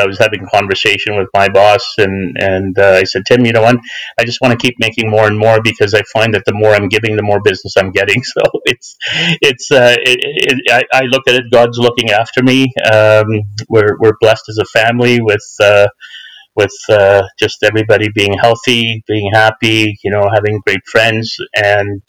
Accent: Canada; as an Ismaili Muslim, as a Canadian and a follower of the Aga Khan

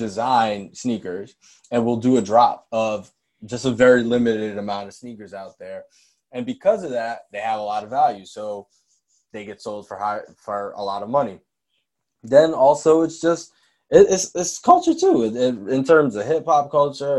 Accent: New York, United States; I'm from New York. So growing up and being in school, having a fresh pair of Air Force Ones, or Uptowns as we call them in New York

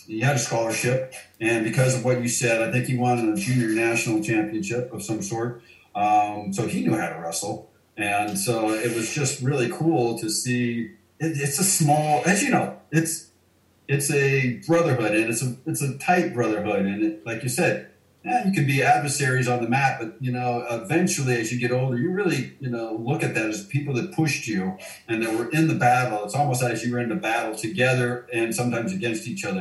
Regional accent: Coeur d'Alene, Idaho, United States; where I grew up in Coeur d'Alene

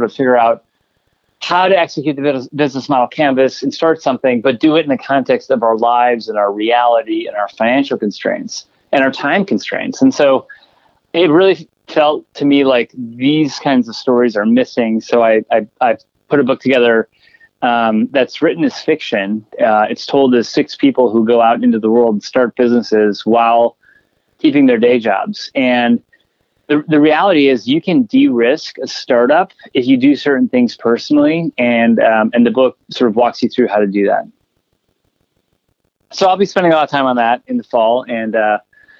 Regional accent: Chicago, Illinois, United States; Chicago's my hometown, and I love the city

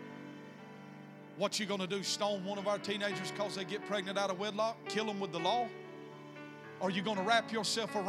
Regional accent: the South, United States; You can tell I'm from the South.

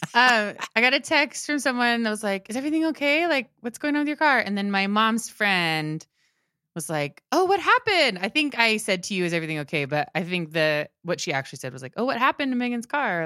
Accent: Maryland, United States; one of the churches where, that we went to when I grew up in Maryland

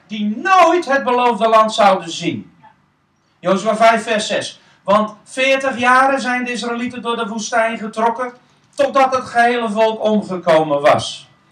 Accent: Netherlands; wij Nederlanders

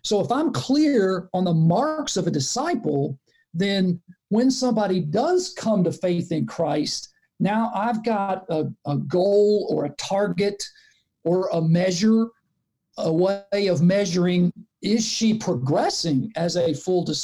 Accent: Chattanooga, Tennessee, United States; accent: Southern; moved away as an adult; also born or lived in Nashville, Tennessee / Memphis, Tennessee / Jacksonville, Florida; now in Cleveland, United States; grew up in Chattanooga, Tennessee

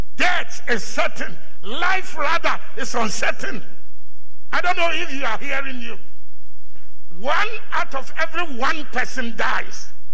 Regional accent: Ghana; Where are you from? I said, Ghana.

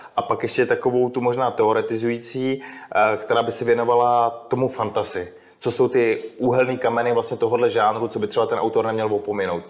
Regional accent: Czechia; jsme se narodili v České republice

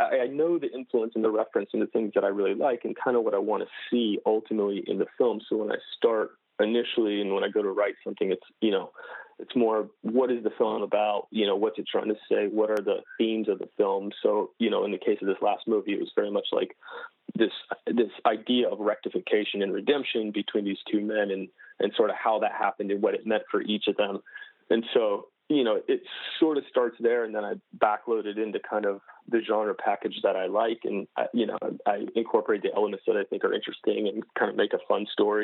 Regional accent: North Carolina, United States; moved away as an adult; now in Los Angeles, United States; I grew up in North Carolina on the East Coast

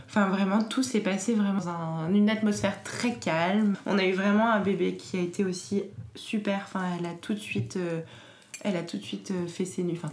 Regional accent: Paris, Île-de-France, France; born there; also born or lived in Normandy / Martinique / Alsace; je suis née à Paris, mais j'ai pas mal déménagé dans ma vie. Je suis allée en Normandie, en Martinique, en Alsace et je suis revenue à Paris.

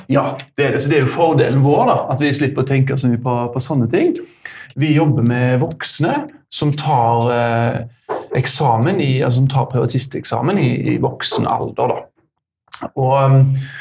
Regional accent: Haugesund, Rogaland, Norway; kommer fra Haugesund

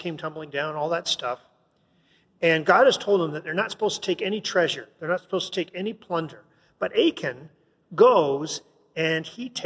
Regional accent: Canada; I'm a Canadian, man. I wasn't even part of America.

